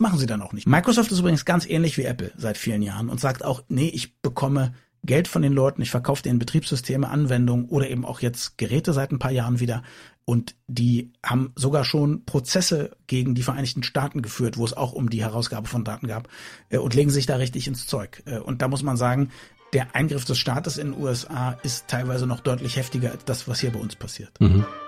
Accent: Germany; als Deutsche

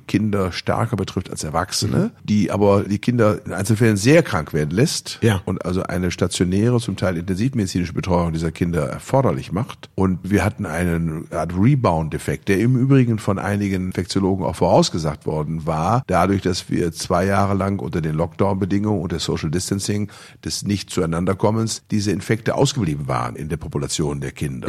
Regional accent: Bielefeld, North Rhine-Westphalia, Germany; meiner Heimatstadt Bielefeld

